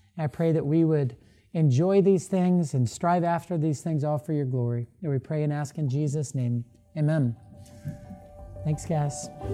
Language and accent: English; Florida, United States; now in Louisville, United States; I grew up in Florida.